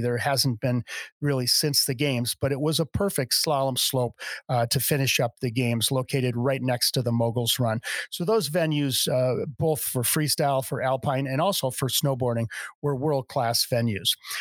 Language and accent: English; Madison, Wisconsin, United States; moved away as an adult; now in Utah, United States; I grew up in Madison, Wisconsin